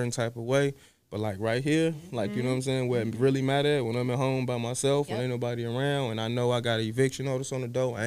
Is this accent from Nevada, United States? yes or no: no; Chicago, Illinois, United States; I started on the south side of Chicago. I come from the Ida B. Wells Projects, which are no longer there.